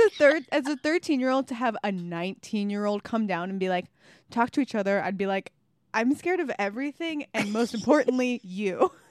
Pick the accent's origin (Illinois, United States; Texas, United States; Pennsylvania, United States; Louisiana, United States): Illinois, United States; Algonquin; suburbs of Chicago.